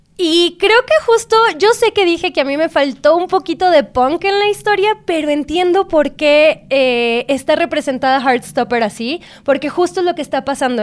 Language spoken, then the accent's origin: Spanish; Guadalajara, Jalisco, Mexico; yo soy de Guadalajara, de una sociedad bastante conservadora